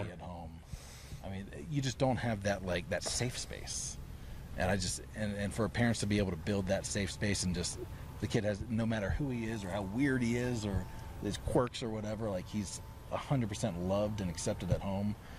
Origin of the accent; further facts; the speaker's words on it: Florida, United States; moved away; also born or lived in Maryland; I was born in Maryland and then grew up in Florida